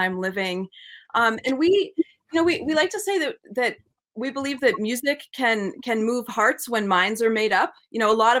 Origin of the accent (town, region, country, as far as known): New England, United States; born or raised there